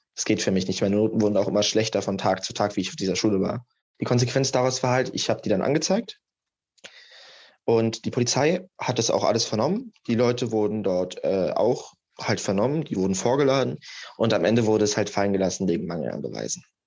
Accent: Germany; ich komme halt aus Deutschland, ich habe Wurzeln in Serbien

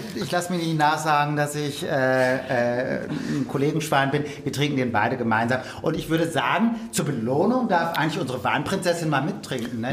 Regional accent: Münsterland, North Rhine-Westphalia, Germany; das ist im Münsterland, also meiner Heimat

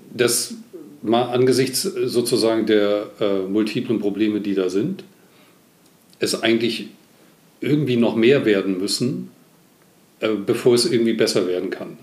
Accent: East Germany, Germany; Ich bin im Osten groß geworden

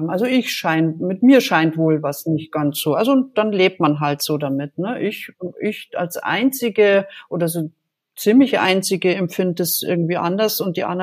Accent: Munich, Bavaria, Germany; Ich bin in München aufgewachsen

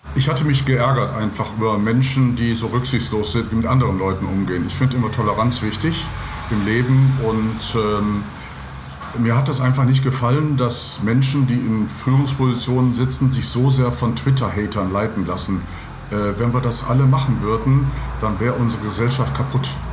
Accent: Gladbeck, North Rhine-Westphalia, Germany; moved away as an adult; also born or lived in Gelsenkirchen / Lippstadt / Giessen; Ich bin ein Kind des Ruhrgebiets in Gelsenkirchen geboren, in Gladbeck in der Geiselgangsterstadt. In Anführungsstrichen bin ich aufgewachsen.

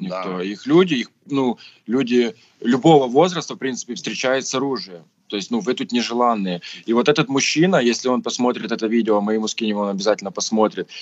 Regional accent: Voznesensk, Mykolaiv Oblast, Ukraine; я вернулся уже в свой родной город Вознесенск, откуда я родом

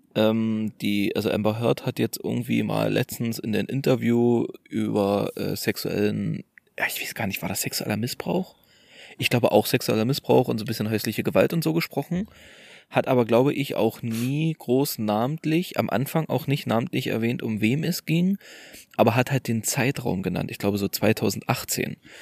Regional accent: Germany; moved away; in der alten Heimat und wir kommen ja aus Orten nahe der polnischen Grenze

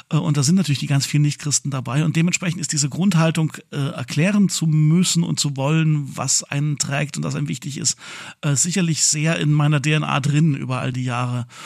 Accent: Leipzig, Saxony, Germany; nachdem der 100. hier in meiner Heimatstadt Leipzig äh, ja gewesen ist.

